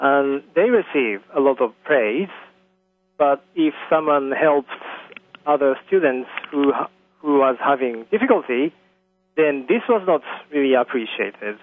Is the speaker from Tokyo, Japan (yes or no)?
yes; Tokyo, Japan; I was raised in Japan. I was born in Tokyo